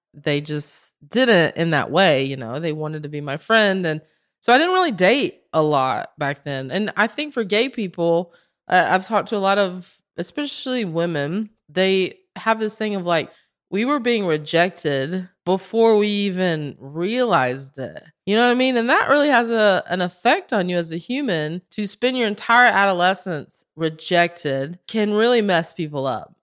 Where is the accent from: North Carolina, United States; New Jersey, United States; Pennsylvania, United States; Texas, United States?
North Carolina, United States; Belmont; moved away as an adult; also born or lived in Spain / Los Angeles; I am from Belmont, North Carolina.